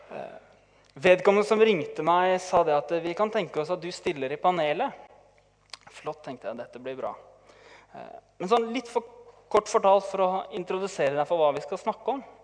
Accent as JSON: {"language": "Norwegian", "town": "Tønsberg", "region": "Vestfold", "country": "Norway", "said": "vi kommer fra Tønsberg. Min vakre kone og jeg"}